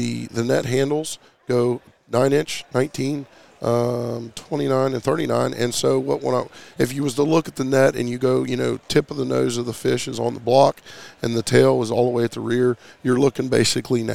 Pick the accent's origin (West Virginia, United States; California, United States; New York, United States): West Virginia, United States; we're from West Virginia